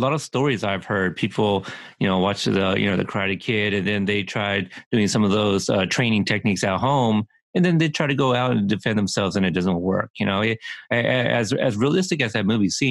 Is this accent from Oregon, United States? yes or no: yes; Oregon, United States; also born or lived in Texas; I was born in Texas and one grandfather was there. And then the other grandfather was in Colorado. So I never got to see them growing up. I had one grandmother growing up with me in, here in Oregon